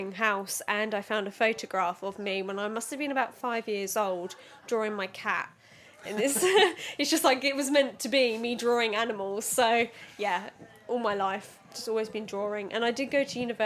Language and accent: English; Suffolk, East of England, United Kingdom; also born or lived in London; I was born in London and then came up to Suffolk when I was 5 years old